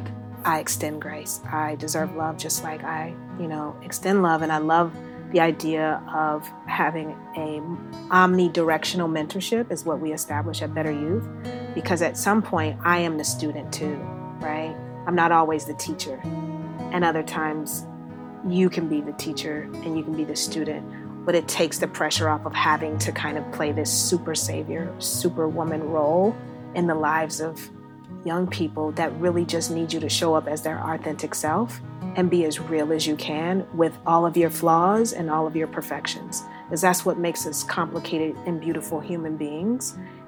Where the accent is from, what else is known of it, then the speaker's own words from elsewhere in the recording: Ohio, United States; I was raised in Ohio